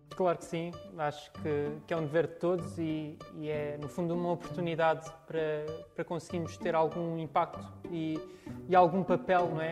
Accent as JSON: {"language": "Portuguese", "town": "Santiago do Cacém", "region": "Setúbal", "country": "Portugal", "said": "sou de Santiago do Cacém"}